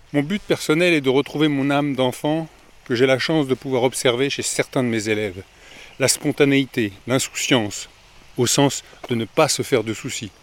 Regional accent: France; je viens de France

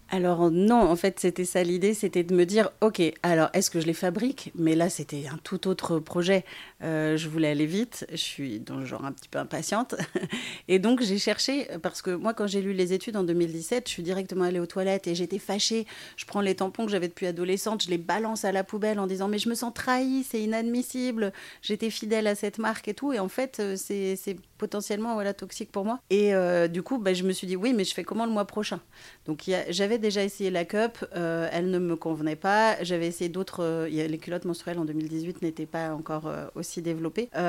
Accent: Brittany, France; je suis une petite bretonne

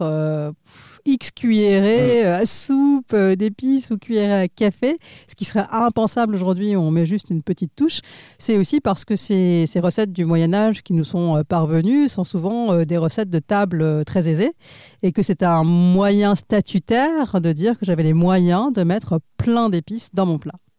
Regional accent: India; moved away; je suis née en Inde

